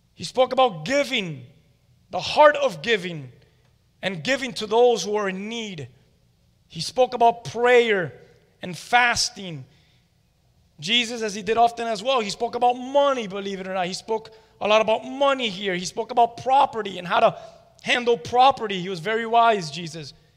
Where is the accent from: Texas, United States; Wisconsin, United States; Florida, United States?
Florida, United States; Miami; We're all from Hialeah or from around this area. And I'll be honest with you, I'm from more of the Westchester area